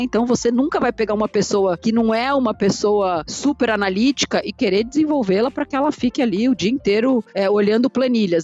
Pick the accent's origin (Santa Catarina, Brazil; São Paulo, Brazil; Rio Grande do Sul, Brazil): São Paulo, Brazil; Eu nasci em São Paulo, vivi minha vida inteira aqui